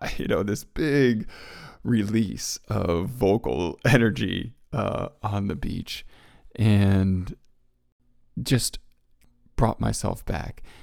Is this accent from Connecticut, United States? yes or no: yes; Connecticut, United States; moved away; I grew up in Connecticut, and as a Connecticut Yankee